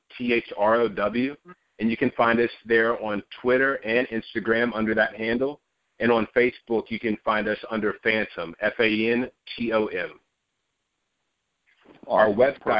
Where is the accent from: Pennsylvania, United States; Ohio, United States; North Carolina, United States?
North Carolina, United States; Asheville; I was born and raised in Asheville, North Carolina